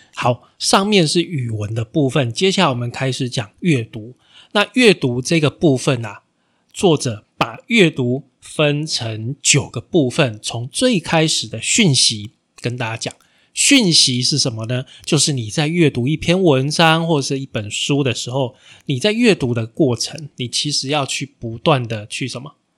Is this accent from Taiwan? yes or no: yes; Taiwan; 身为台湾人